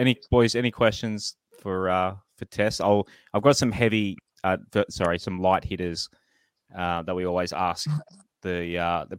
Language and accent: English; Central Coast, New South Wales, Australia; I'm from the Central Coast. We're kind of semi country